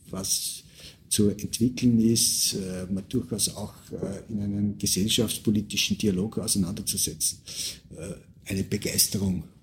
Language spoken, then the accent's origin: German; Upper Austria, Austria; bin in der, am Land aufgewachsen, äh, komme aus dem Bezirk Schering, bin in einer Pseudo-Barockstadt äh, in die Mittelschule gegangen, habe dort, hab dort maturiert.